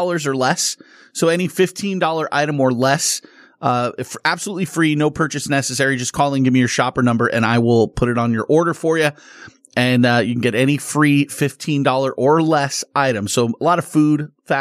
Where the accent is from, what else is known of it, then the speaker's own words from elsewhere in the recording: Las Vegas, Nevada, United States; also born or lived in Southern California; I grew up here in Vegas